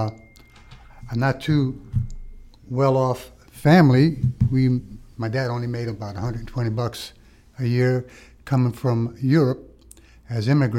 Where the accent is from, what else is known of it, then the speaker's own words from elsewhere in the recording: New York City, New York, United States; also born or lived in Malta; I was just a wild kid in New York City, getting in trouble